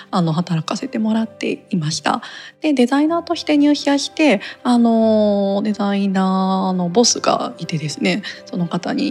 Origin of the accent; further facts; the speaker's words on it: Mie, Japan; also born or lived in Kyoto / Tokyo; 地元が三重県なんですけれ